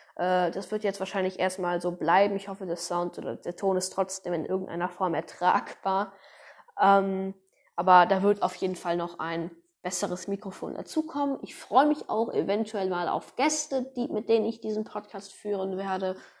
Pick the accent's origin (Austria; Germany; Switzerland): Germany; North Rhine-Westphalia; ich komme aus Deutschland, aus NRW